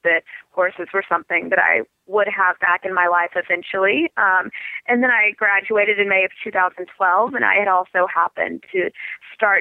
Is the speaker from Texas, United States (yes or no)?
yes; Texas, United States; I grew up in Texas